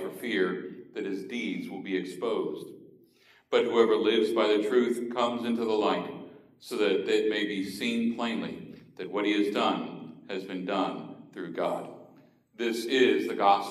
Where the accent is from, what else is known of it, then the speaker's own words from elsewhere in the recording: Miami, Florida, United States; Growing up in South Florida, in Miami